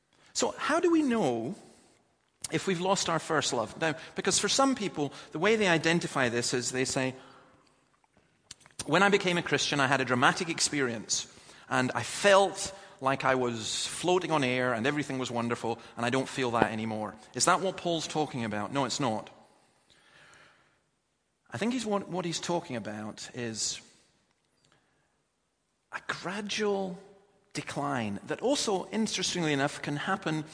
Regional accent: Scotland, United Kingdom; As a Scotsman

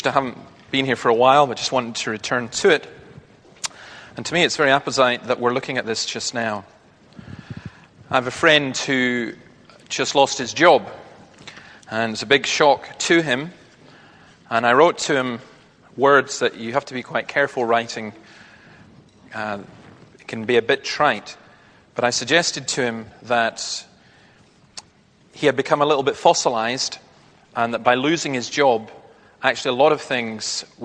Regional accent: Scotland, United Kingdom; a Scottish optimist

